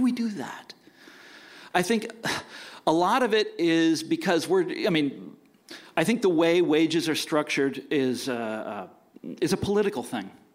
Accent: Kansas, United States; I'm from Kansas, so are they

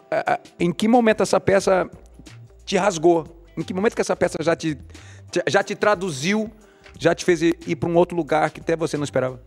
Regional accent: Cuiabá, Mato Grosso, Brazil; eu sou de Cuiabá

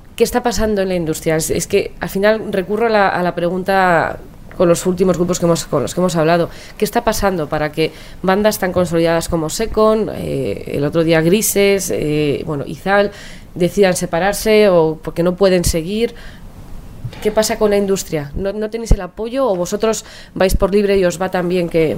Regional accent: Pamplona, Navarre, Spain; soy de Pamplona, que, las excursiones de las monjas nos llevaban a Burgos

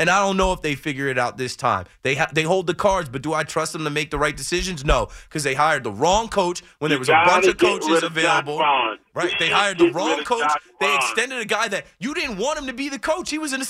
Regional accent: New Jersey, United States; I'm a kid from New Jersey

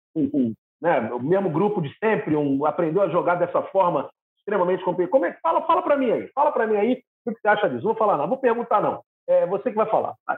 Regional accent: Rio de Janeiro, Brazil; sou carioca

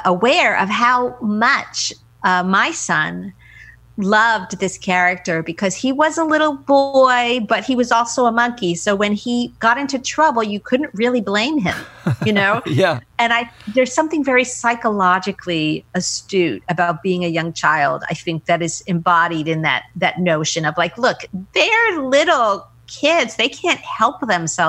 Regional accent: United States; I'm an American

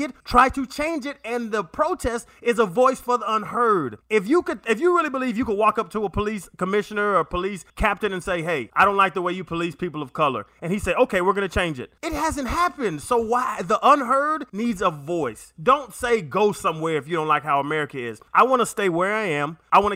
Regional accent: Pennsylvania, United States; I was born in Pennsylvania

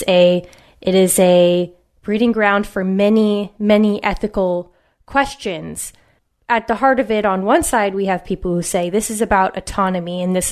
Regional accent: West Coast, United States; born or raised there

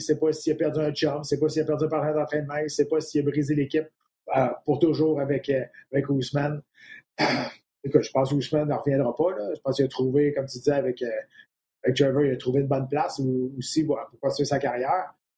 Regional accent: Quebec, Canada; je suis un Québécois

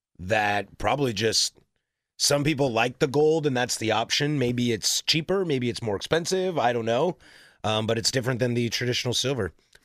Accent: Pacific Northwest, United States; I am from the Northwest.

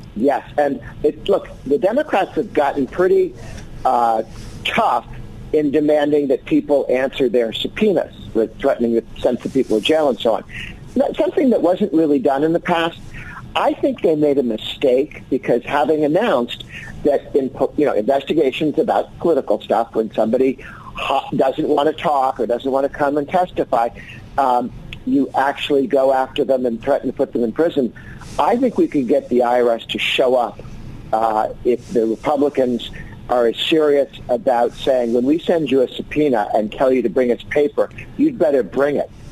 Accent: Massachusetts, United States; moved away; I grew up in Massachusetts

